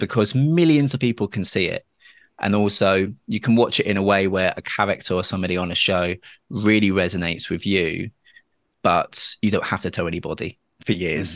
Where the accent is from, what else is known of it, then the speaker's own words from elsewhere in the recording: Dorset, South West England, United Kingdom; I grew up in Dorset, where, unfortunately, I was quite kind of badly homophobically bullied at school